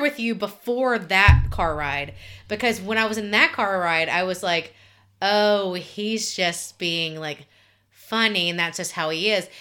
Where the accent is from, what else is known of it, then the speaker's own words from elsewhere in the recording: Alabama, United States; I grew up in Alabama